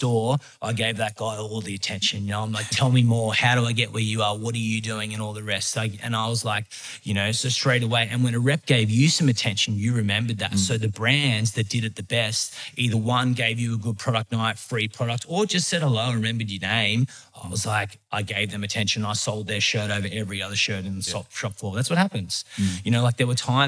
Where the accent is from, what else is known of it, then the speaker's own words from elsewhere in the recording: Epping, New South Wales, Australia; I grew up in Epping